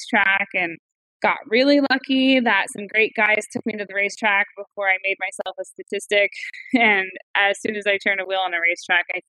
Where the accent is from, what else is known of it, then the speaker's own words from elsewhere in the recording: Northern California, United States; I grew up in Northern California with my parents and my four older brothers